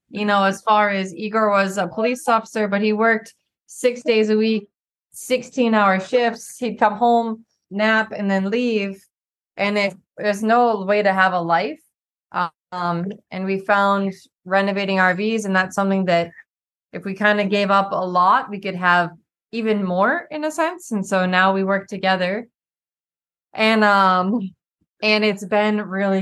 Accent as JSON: {"language": "English", "town": "Boston", "region": "Massachusetts", "country": "United States", "moved": "yes", "lives_now": "Texas, United States", "said": "I'm from Boston."}